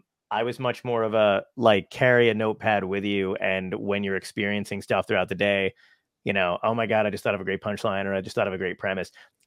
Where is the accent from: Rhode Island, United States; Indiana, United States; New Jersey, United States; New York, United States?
New York, United States; Brooklyn; I'm from Brooklyn